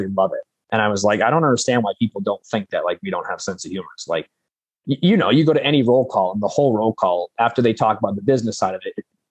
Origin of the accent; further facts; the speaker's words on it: Central Massachusetts, United States; I'm from Massachusetts. I'm from like Central Mass